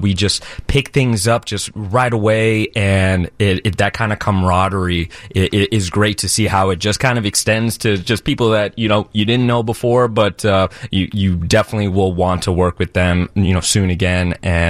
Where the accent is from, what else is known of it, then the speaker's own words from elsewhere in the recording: just outside Orlando, Florida, United States; now in Chicago, United States; Not originally. I grew up just outside Orlando.